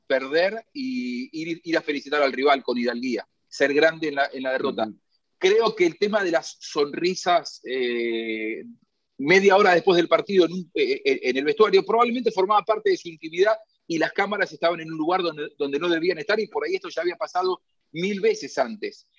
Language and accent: Spanish; Argentina; los argentinos somos históricamente malos perdedores